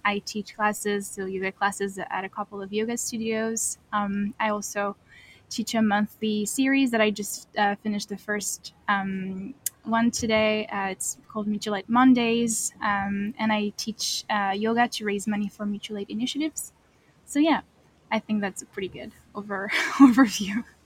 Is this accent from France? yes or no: yes; France; moved away as an adult; now in Kingston, Canada; I am a newcomer to Canada. I am from France.